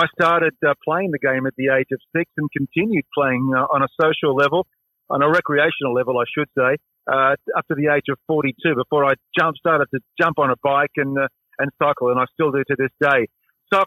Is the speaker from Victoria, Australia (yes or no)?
no; Sydney, New South Wales, Australia; I grew up on Rugby League, living in the St George area in Sydney